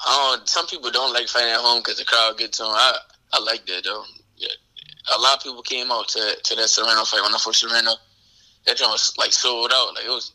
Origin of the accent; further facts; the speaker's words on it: Philadelphia, Pennsylvania, United States; would have been crazy. It would have been in Philly. That would have been crazy.